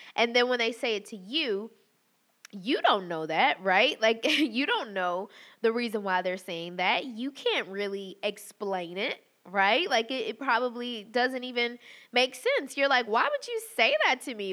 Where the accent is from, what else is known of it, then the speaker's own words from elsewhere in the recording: the South, United States; growing up in the South